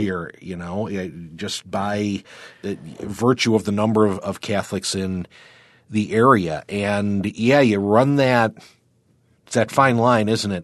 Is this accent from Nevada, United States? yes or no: no; Warsaw, New York, United States; I grew up in Warsaw, we were actually a little more Rochester-centric